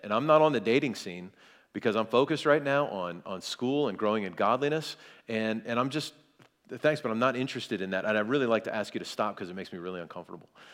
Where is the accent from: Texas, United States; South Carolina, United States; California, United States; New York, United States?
South Carolina, United States; I'm from, I'm from South Carolina